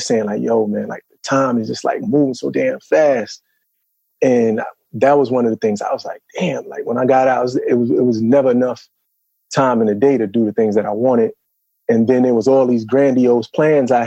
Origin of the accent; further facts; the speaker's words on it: New York City, New York, United States; moved away as an adult; now in Atlanta, United States; I'm from Brooklyn